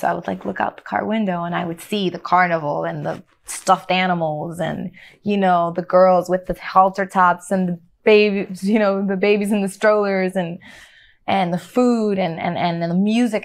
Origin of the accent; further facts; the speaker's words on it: Chicago, Illinois, United States; growing up in Chicago, I felt isolated from my culture